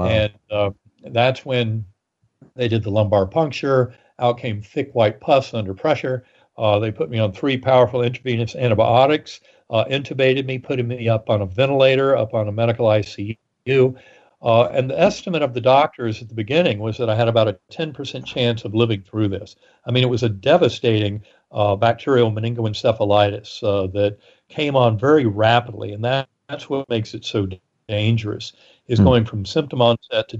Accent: North Carolina, United States; moved away; in the Methodist Church growing up in North Carolina

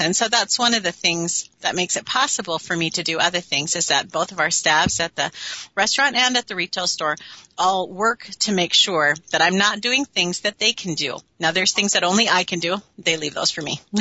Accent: Minneapolis, Minnesota, United States; now in Warroad, United States; born and raised in Minneapolis, and then we've been up here for 30 years.

